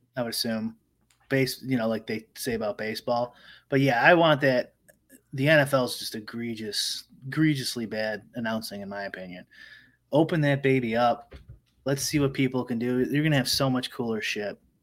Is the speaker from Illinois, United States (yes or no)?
yes; Chicago suburbs, Illinois, United States; I didn't grow up in Chicago, I grew up in the suburbs.